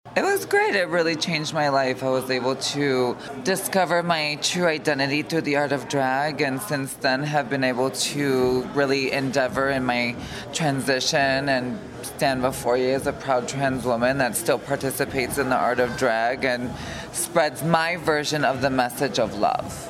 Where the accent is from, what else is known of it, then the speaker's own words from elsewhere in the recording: Carpentersville, Illinois, United States; I grew up in a small suburb in Illinois, uh, right outside of Chicago, called Carpentersville